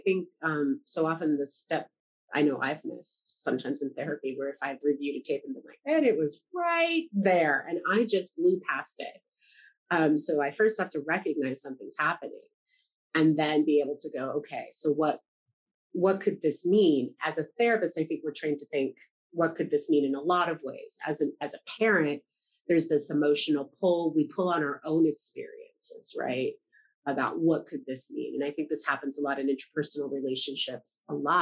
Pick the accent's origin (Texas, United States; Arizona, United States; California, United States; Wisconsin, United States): California, United States; Los Angeles; I'm from Los Angeles